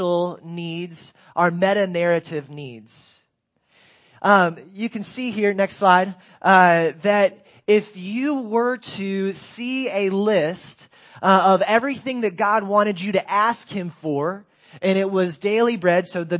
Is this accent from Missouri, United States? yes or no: no; Greensboro, North Carolina, United States; I grew up in Greensboro, North Carolina.